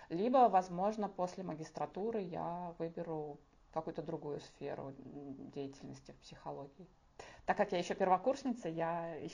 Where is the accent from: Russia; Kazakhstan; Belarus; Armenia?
Belarus; now in Lithuania; А, да, я эмигрантка из Беларуси. Я в Литве уже живу 6 лет.